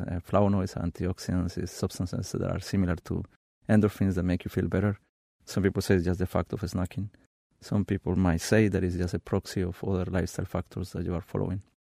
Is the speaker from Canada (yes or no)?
no; Colombia; moved away; I grew up in Colombia, in a city one thousand two hundred meters high in the Andes